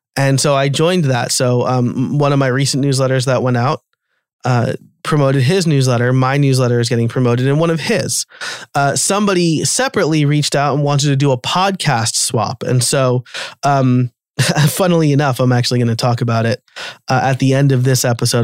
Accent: New York, United States; now in Pennsylvania, United States; I'm from New York

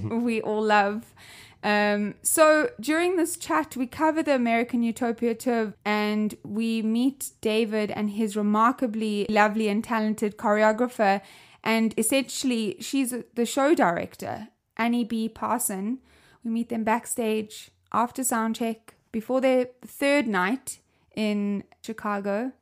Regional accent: South Africa; I'm from South Africa, as you can hear my accent

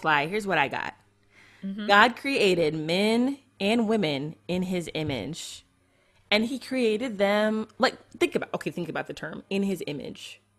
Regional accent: United States; I am an American Christian woman

